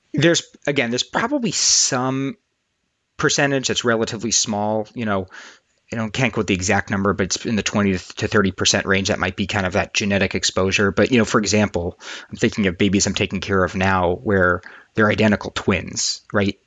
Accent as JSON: {"language": "English", "region": "New York", "country": "United States", "tie": "born or raised there", "moved": "as an adult", "lives_now": "Boston, United States", "said": "despite being in Boston and doing all my training in Boston, I grew up in New York"}